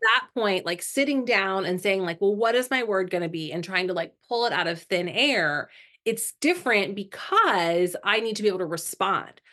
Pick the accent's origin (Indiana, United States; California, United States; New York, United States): Indiana, United States; now in Florida, United States; I'm originally from Indiana